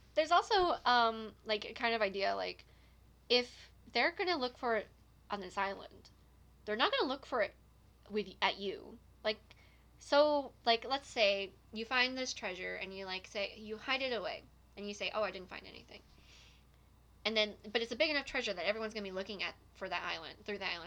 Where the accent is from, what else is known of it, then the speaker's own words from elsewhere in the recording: Nova Scotia, Canada; I'm from Nova Scotia